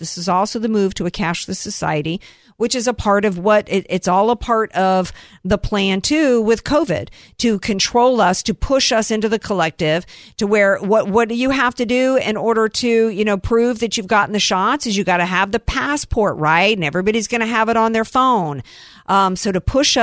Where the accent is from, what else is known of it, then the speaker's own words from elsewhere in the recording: the South, United States; I grew up in the South